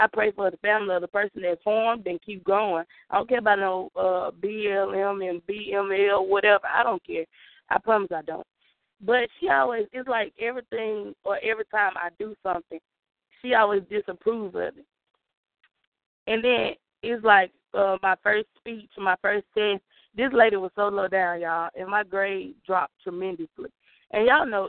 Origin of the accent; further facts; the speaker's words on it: the South, United States; accent: Southern; I'm from the South. Every time I meet somebody from that's not from the South, they're like, oh, you have a Southern dialect